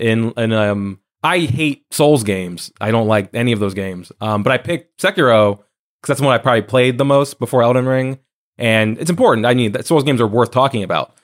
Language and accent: English; New Jersey, United States; now in New York, United States; my hometown library